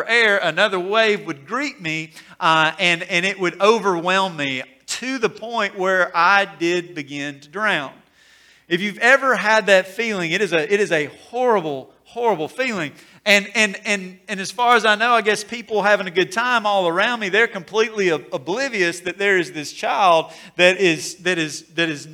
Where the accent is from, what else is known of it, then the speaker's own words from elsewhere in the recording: Corinth, Mississippi, United States; growing up in Corinth, we would make the drive over to Decatur, Alabama